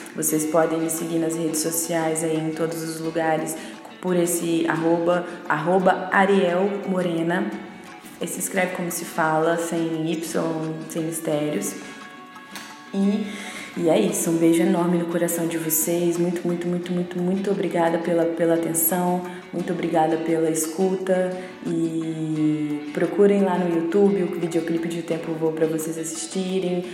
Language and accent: Portuguese; Vila Velha, Espírito Santo, Brazil; a Barra do Jucu, que foi onde eu, foi onde eu fui criada